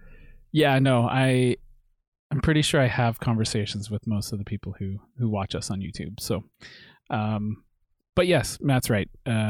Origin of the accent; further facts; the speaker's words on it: Canada; That's with a U because we're Canadian.